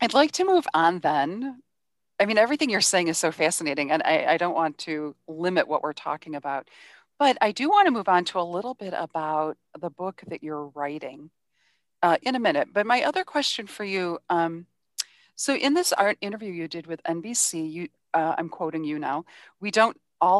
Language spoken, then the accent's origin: English; Cleveland, Ohio, United States; I'm actually from Cleveland